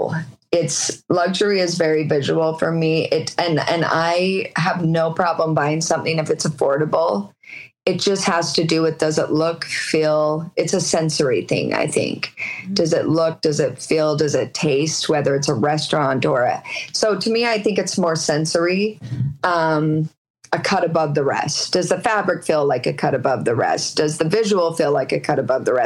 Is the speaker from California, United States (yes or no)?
no; Utah, United States; growing up in the Mormon culture and in the Utah culture where you just kind of relate family wise.